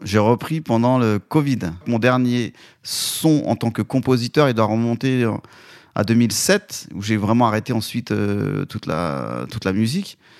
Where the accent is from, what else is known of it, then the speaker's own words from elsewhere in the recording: Vénissieux, Auvergne-Rhône-Alpes, France; also born or lived in Côte d'Ivoire; moi je viens de j'étais dans la banlieue lyonnaise à Vénissieux. On est parti euh, pendant mon adolescence faire quelques années en Côte d'Ivoire. Ensuite on est revenu toujours euh, en 89